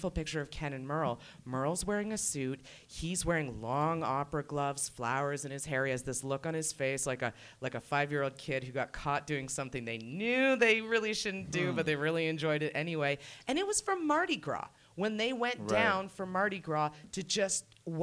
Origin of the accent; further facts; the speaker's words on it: Oakville, Ontario, Canada; growing up in Oakville in a very conservative place